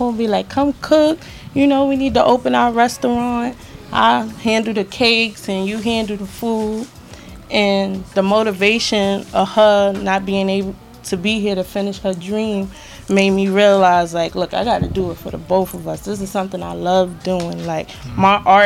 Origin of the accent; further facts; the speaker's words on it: New York City, New York, United States; also born or lived in Brooklyn; I'm from the Bronx, New York